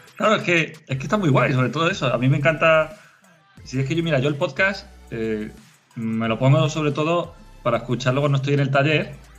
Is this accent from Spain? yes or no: yes; Spain; soy español